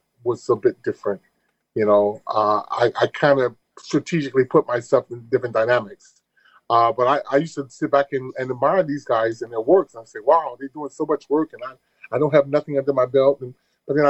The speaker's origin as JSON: {"language": "English", "town": "Chicago", "region": "Illinois", "country": "United States", "also_born_or_lived": "Detroit / Paris", "moved": "as an adult", "said": "being from Chicago"}